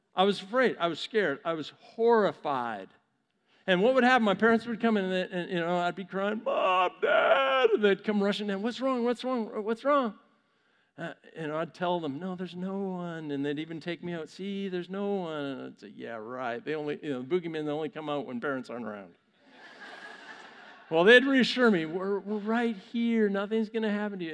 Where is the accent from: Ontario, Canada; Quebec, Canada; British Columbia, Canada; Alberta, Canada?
British Columbia, Canada; Vancouver; my hometown of Vancouver, Canada